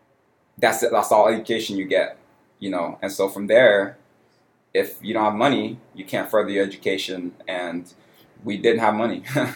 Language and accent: English; Houston, Texas, United States; also born or lived in Cameroon; I was born in Cameroon, West Africa, but I grew up in Houston.